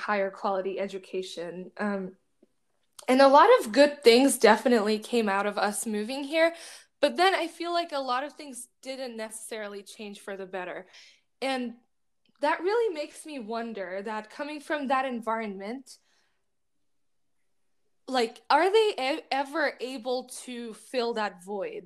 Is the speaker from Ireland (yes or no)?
no; Bangladesh; moved away; I grew up in Bangladesh.